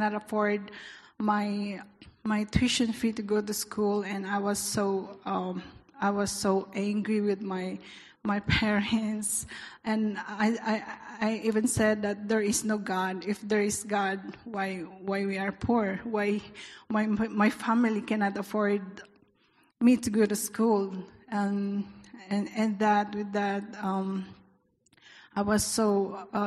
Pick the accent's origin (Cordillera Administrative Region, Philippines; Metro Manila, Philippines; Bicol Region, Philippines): Cordillera Administrative Region, Philippines; Baguio; moved away as an adult; also born or lived in Kuwait; now in Hong Kong; I came from Baguio City, the coldest place in Philippines